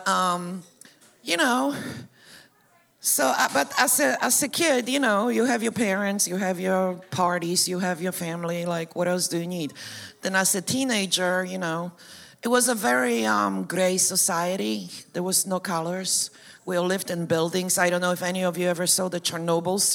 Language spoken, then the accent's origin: English; Poland; moved away; So I was born and raised in Poland.